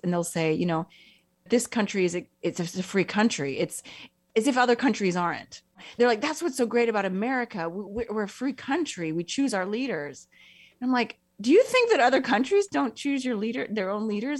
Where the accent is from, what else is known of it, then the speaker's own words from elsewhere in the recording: United States; moved away as an adult; now in Italy; I'm American